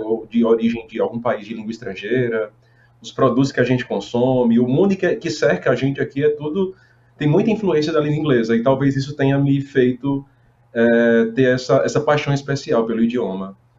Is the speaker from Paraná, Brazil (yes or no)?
no; Paraíba, Brazil; moved away; also born or lived in Roraima / Fortaleza; no sertão paraibano, que é minha terra, né? Eu sou paraibano